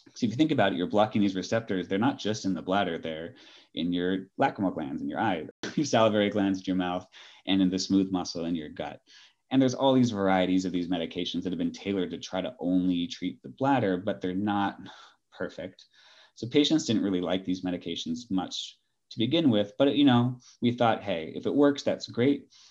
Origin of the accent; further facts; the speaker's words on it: Los Angeles, California, United States; moved away as an adult; also born or lived in Bay Area, California / Ireland / New York; now in Atlanta, United States; I'm originally from Southern California, Los Angeles area.